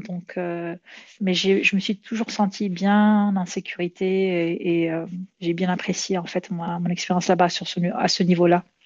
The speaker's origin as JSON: {"language": "French", "country": "Morocco", "moved": "yes", "lives_now": "Montreal, Canada", "said": "au Maroc, mon pays d'origine"}